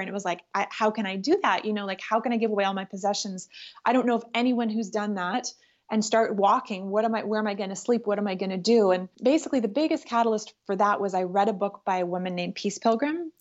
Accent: Ottawa, Ontario, Canada; moved away as an adult; also born or lived in Los Angeles; I was raised in Ottawa, Canada

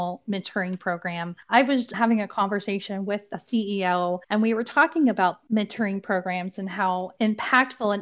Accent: Indiana, United States; now in Cincinnati, United States; I'm from Indiana and I moved to Cincinnati

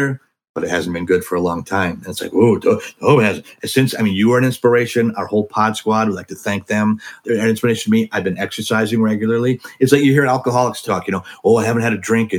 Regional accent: Wisconsin, United States; I'm from Wisconsin, the Midwest, and where gravy is a beverage, you know, a lot of heavy people where I live

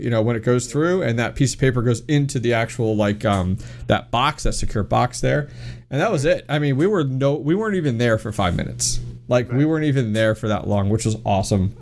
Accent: Pennsylvania, United States; I'm from Pennsylvania

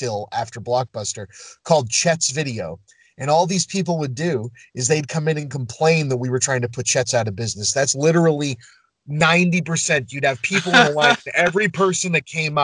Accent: Lynn, Massachusetts, United States; I grew up in Lynn

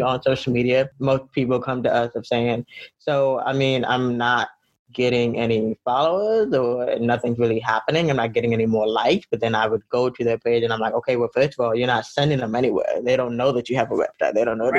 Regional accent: Fort Lauderdale, Florida, United States; I was born in Florida, Lauderdale

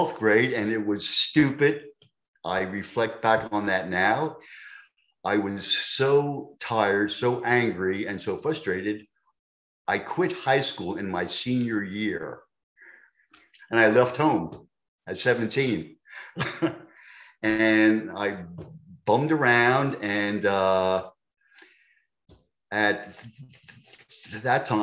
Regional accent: New York, United States; accent: New York; moved away; also born or lived in Delaware; I'm a New Yorker. Tough kids. Tough kids and unmerciful. I mean, I had to fight almost every day

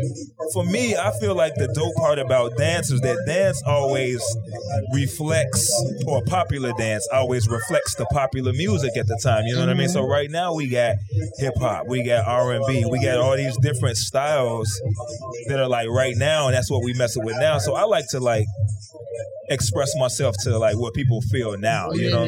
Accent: Chicago, Illinois, United States; People tell me I speak differently because I'm from Chicago, so like...

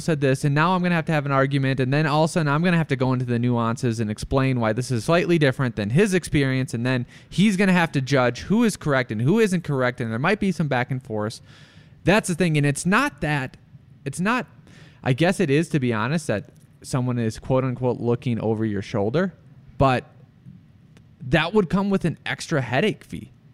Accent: Rochester, United States; my hometown in Ro-, Rochester

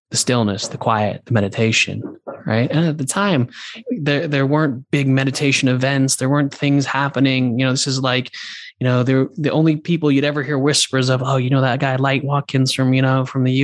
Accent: London, United Kingdom; But I was also like from London. So I was like on the other side of the world.

